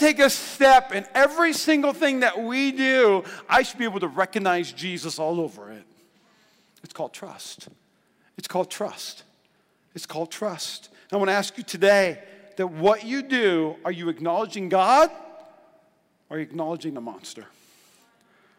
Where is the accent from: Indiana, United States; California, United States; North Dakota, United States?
North Dakota, United States; I'm from North Dakota.